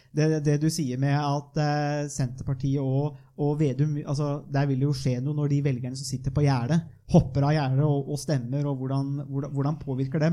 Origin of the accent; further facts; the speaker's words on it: northern Viken, Norway; jeg er jo fra Nordre Viken, da, som det nå har blitt, eh, og fra de indre dalstrøka